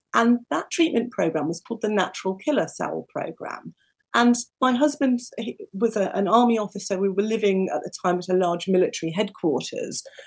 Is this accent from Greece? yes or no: no; United Kingdom; also born or lived in New Zealand; I was born just outside London to parents who had not grown up in the UK